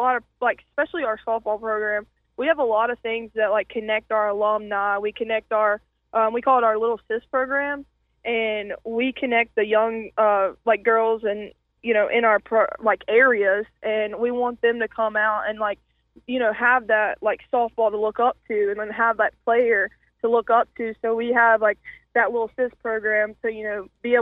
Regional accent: North Carolina, United States; moved away as an adult; also born or lived in West Virginia; now in Huntington, West Virginia, United States; I'm coming from North Carolina

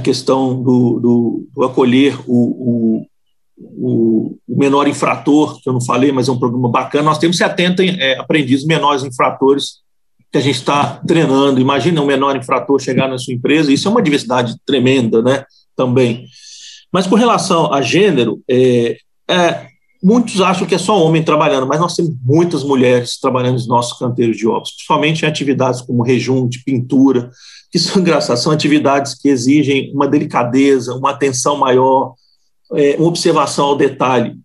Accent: Minas Gerais, Brazil; mineiro, né? Nós somos aqui de Minas

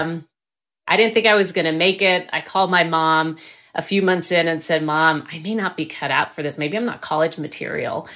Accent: Rio Grande Valley, South Texas, United States; I grew up in South Texas in the Rio Grande Valley, right on the Texas-Mexico border.

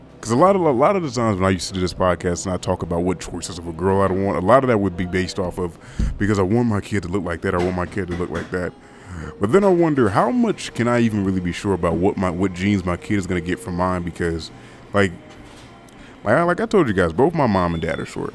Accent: United States; also born or lived in California; I'm American

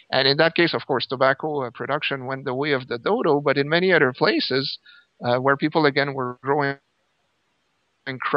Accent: Canada; I'm Canadian, and I grew up in the countryside.

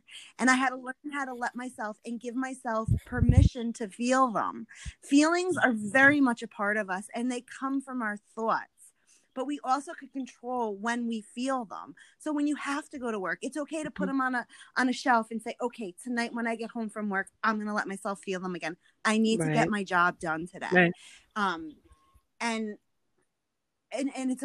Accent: New York, United States; I'm an Italian New Yorker

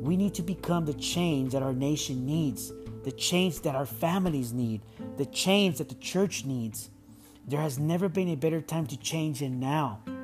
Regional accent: San Diego, California, United States; Growing up in San Diego in the 90s was tough, and I did experience racism

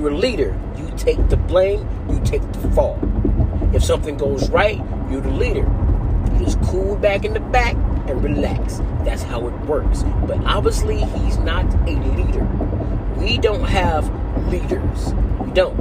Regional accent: United States; I'm American

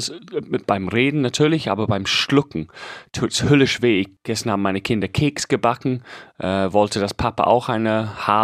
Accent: England, United Kingdom; German is a second language; Und ich schwöre es, ich bin Engländer. Diesen Begriff habe ich nie gehört.

